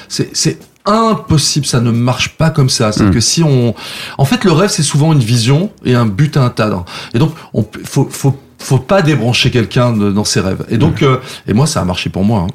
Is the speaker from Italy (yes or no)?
no; Saint-Jean-de-Maurienne, Auvergne-Rhône-Alpes, France; moved away as an adult; also born or lived in Lyon / Paris; Donc j'ai grandi là-bas, euh, j'ai quitté la ville, je crois que j'avais 18 ans, 18-19 ans